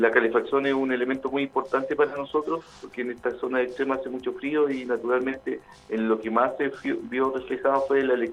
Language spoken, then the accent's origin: Spanish; Chile; creo que es necesario que un tema que tenemos que conversar como, chilenos, ¿cierto?